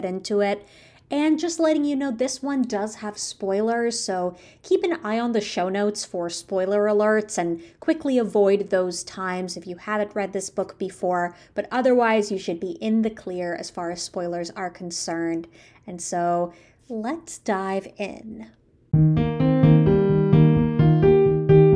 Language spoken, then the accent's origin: English; the Midwest suburbs, United States; I grew up in the Midwest suburbs. I live in Illinois